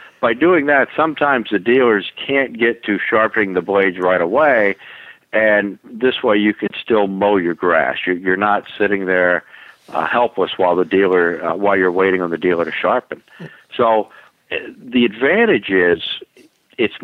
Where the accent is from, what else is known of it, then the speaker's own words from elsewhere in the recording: Florida, United States; also born or lived in Allentown, Pennsylvania; now in Raleigh, United States; I'm from Florida. I grew up down in Florida